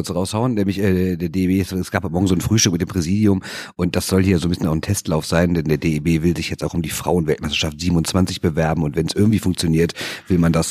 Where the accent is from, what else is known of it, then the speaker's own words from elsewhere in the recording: Rhineland, Germany; das, was bei uns im Rheinland als Brezel verkauft wird